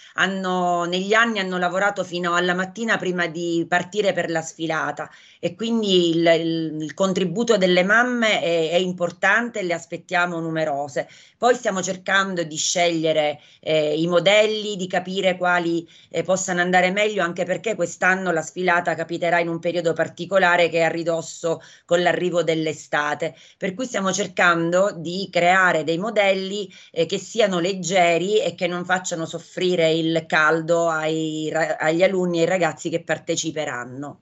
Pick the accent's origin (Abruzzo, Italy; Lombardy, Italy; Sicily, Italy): Sicily, Italy; Acireale; io sono di Acireale